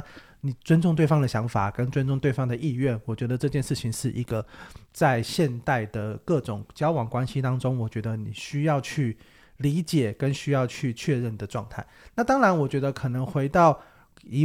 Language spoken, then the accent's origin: Chinese; Kaohsiung, Taiwan; 我高雄人。